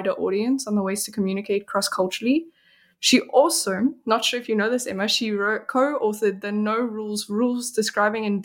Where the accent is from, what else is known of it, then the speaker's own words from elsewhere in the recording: South Africa; also born or lived in Belgium; now in Sweden; I'm from South Africa, where it is as you like the one that you experienced, but I'm also Belgian